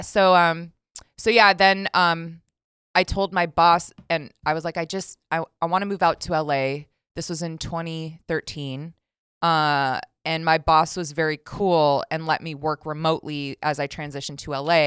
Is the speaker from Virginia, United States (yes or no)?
no; Las Vegas, Nevada, United States; born and raised in Las Vegas